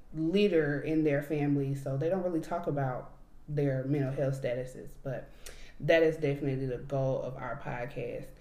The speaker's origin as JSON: {"language": "English", "region": "Alabama", "country": "United States", "said": "We're both from Alabama."}